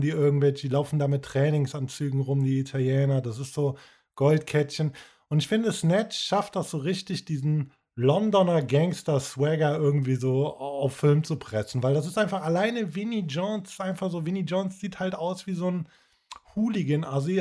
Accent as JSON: {"language": "German", "town": "Cologne", "region": "North Rhine-Westphalia", "country": "Germany", "said": "wir hier als Kölner"}